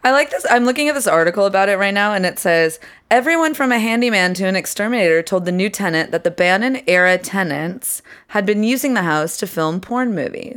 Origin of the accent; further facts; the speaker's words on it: England, United Kingdom; moved away; I grew up in England.